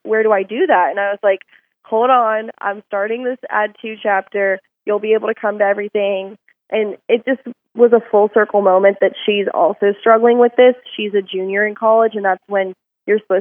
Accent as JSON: {"language": "English", "town": "Atlanta", "region": "Georgia", "country": "United States", "moved": "yes", "lives_now": "Fort Worth, United States", "said": "I'm from Atlanta, Georgia originally, so I really didn't know anyone in Fort Worth or Texas"}